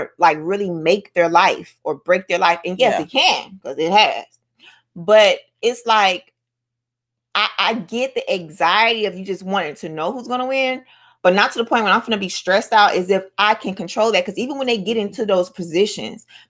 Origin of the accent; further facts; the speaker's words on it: Miami, Florida, United States; I'm from Miami. I'm not from Florida. I'm from Miami, Dade County, United States of America.